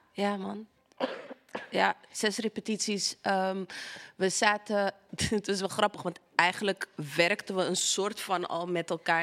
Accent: Amsterdam, North Holland, Netherlands; de Belmer, Amsterdam Zuidoost. Daar ben ik opgegroeid

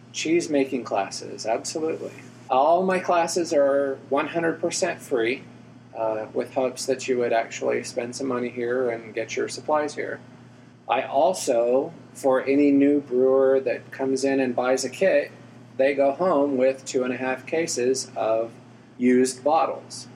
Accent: Alamogordo, New Mexico, United States; also born or lived in West Texas; now in Houston, United States; grew up in Alamogordo, New Mexico, little bitty place in the middle of nowhere

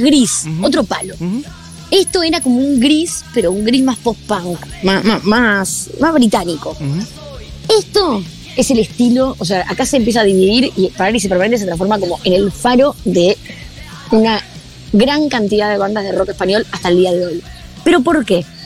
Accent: Argentina

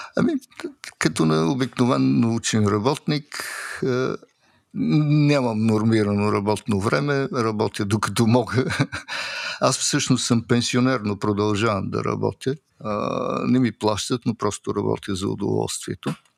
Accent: Bulgaria; now in Switzerland

